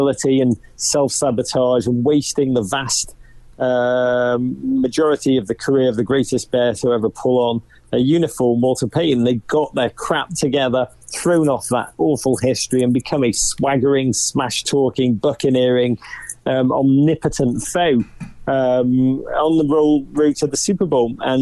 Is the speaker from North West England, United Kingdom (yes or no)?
yes; Liverpool, North West England, United Kingdom; moved away as an adult; now in Manhattan, United States; I'm from Liverpool, northwest England